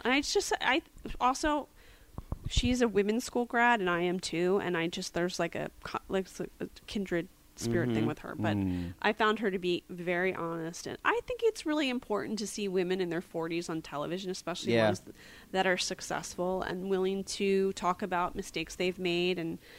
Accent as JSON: {"language": "English", "town": "West Chester", "region": "Pennsylvania", "country": "United States", "tie": "born or raised there", "also_born_or_lived": "Phoenixville, Pennsylvania", "said": "So I'm from Philadelphia, Pennsylvania suburbs, a town called Westchester. I was Born in Phoenixville, raised in Westchester."}